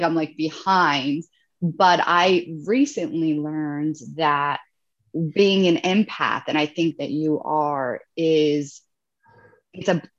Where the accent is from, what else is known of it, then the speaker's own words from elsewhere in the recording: Italy; I'm from Italy